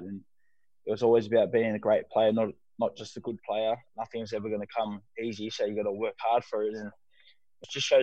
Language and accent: English; Sydney, New South Wales, Australia; I'm always going to be a Mascot boy at heart, and it shows in my football that, you know, we have that never say die sort of attitude that I grew up playing in the South area